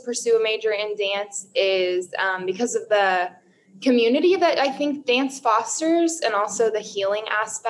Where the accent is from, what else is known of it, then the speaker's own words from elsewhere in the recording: Denver, Colorado, United States; I'm a Colorado native